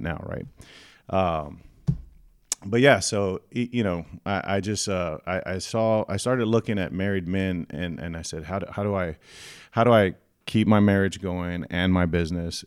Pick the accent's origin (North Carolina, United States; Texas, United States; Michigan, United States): Texas, United States; San Antonio; born and raised in San Antonio, downtown